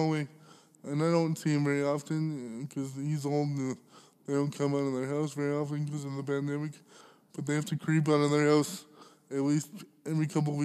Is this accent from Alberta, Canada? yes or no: yes; Alberta, Canada; growing up in Alberta